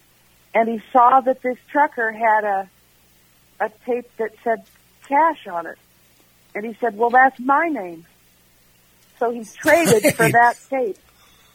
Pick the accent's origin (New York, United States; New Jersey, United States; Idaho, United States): Idaho, United States; Caldwell; also born or lived in Portland, Oregon; was Caldwell, Idaho, by my fourth grade through senior high school